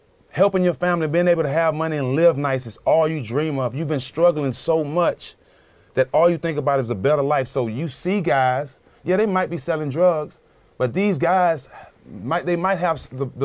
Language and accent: English; Port Arthur, Texas, United States; moved away; I have a gymnasium in my hometown